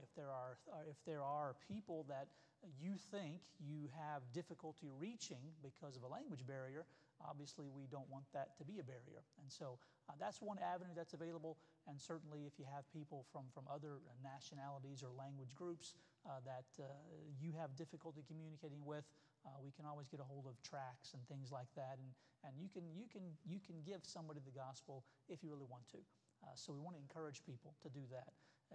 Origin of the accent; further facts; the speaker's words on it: Somerset, Kentucky, United States; moved away as an adult; also born or lived in Cincinnati, Ohio; now in New York City, United States; I was born in Cincinnati, but my family's actually from Kentucky. We moved there when I was 6 months old, and that's where I grew up at, a small town named Somerset.